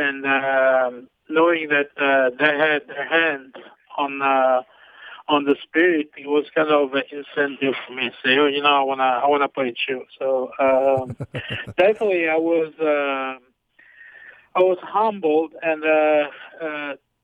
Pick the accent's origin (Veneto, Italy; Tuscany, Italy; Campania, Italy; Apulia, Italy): Campania, Italy; Amalfi Coast, Naples area; moved away; growing up in Italy